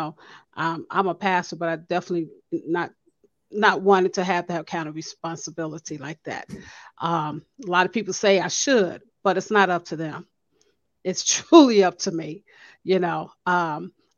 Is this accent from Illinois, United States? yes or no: yes; Chicago, Illinois, United States; moved away; I'm from Chicago and I'm not going back